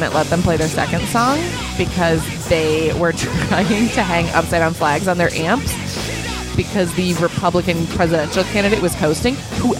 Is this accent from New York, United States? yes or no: yes; upstate New York, United States; accent: nasally upstate; could you not understand that in my nasally upstate accent?